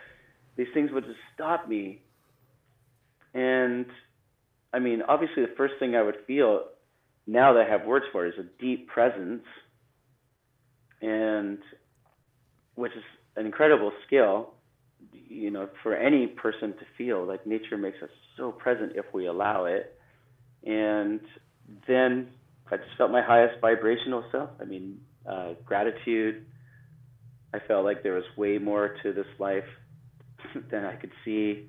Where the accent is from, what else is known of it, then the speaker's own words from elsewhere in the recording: Canada; I grew up in Canada. I grew up in a small town, and I grew up on a lake.